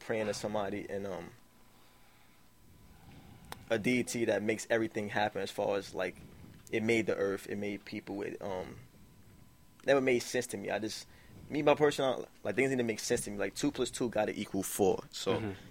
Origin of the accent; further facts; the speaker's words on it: New York City, New York, United States; I'm from Brooklyn, New York. East New York